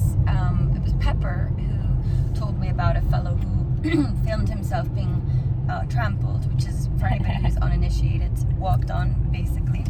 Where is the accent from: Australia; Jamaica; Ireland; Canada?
Ireland; moved away as an adult; now in United States; I've spent half my life in Ireland and half here